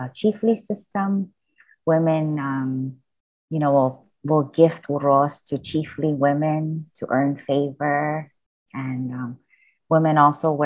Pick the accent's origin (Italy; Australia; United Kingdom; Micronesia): Micronesia; Pohnpei; I'm from Pohnpei